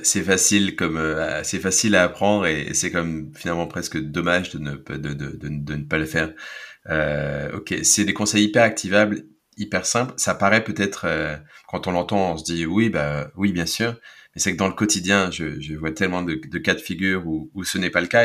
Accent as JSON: {"language": "French", "country": "France", "said": "Je suis francophone et je suis je suis français, franco-allemand"}